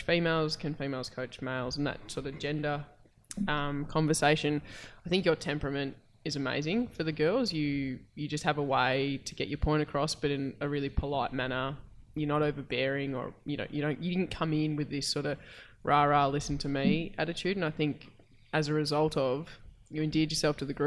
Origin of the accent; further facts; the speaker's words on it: Queensland, Australia; I'm from Queensland